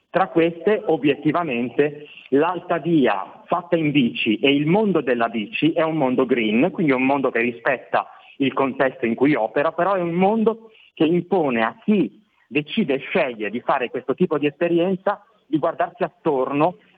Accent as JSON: {"language": "Italian", "region": "Liguria", "country": "Italy", "said": "e da Ligure, me lo potete permettere, a spendere"}